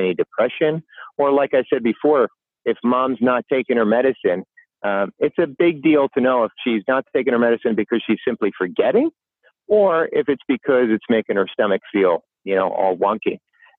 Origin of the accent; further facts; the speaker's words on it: New York, United States; I'm a New Yorker